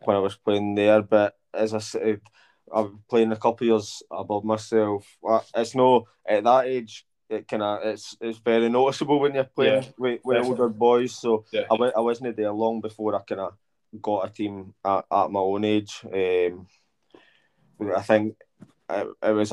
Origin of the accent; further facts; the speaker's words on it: Mauchline, Scotland, United Kingdom; I'm from Mauchline, I'm a Mauchline boy